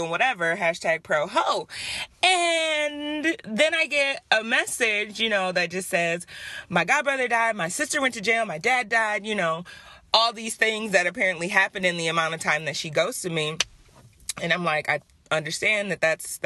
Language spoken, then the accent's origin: English; Detroit, Michigan, United States; moved away; we're both from Detroit